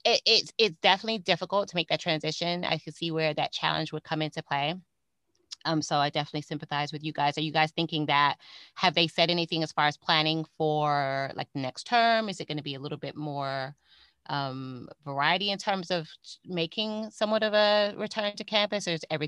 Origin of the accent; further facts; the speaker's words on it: Fort Lauderdale, Florida, United States; also born or lived in Miami, Florida; my home state of Florida. Actually, I'm in South Florida